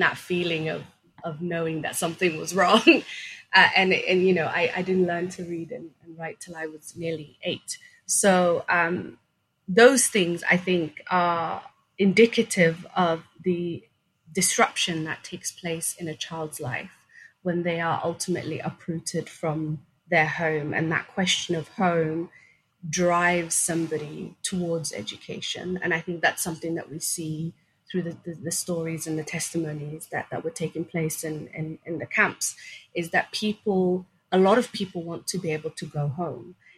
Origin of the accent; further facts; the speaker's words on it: Sweden; English is a second language; also born or lived in Somalia; we came as refugees from Somalia to, to Sweden when I was um, five, six years old